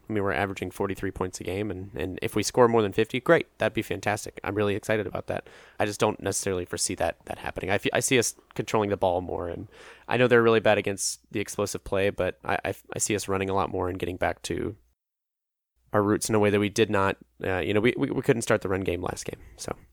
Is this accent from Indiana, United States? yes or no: no; Atlanta, Georgia, United States; I'm from Atlanta